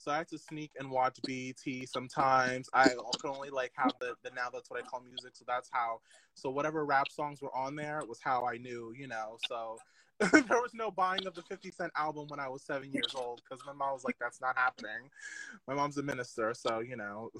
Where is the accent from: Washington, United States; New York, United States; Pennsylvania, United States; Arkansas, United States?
New York, United States; Long Island; also born or lived in Queens, New York; So I'm from Long Island, New York.